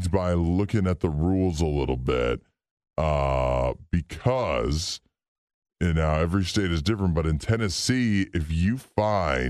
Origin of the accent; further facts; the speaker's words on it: Canada; I'm Canadian